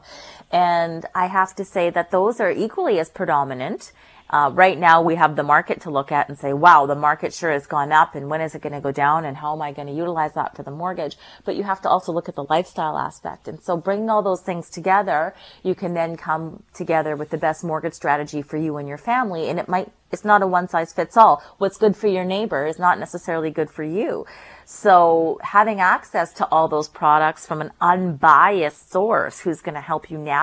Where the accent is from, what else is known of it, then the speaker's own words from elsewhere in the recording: North Shore, British Columbia, Canada; I grew up on the North Shore